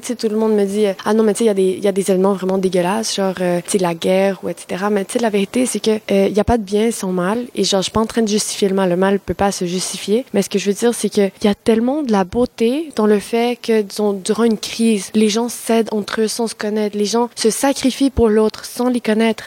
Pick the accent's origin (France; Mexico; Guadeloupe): Mexico; French is a second language; now in Quebec, Canada; je viens du Mexique. J'adore mon pays.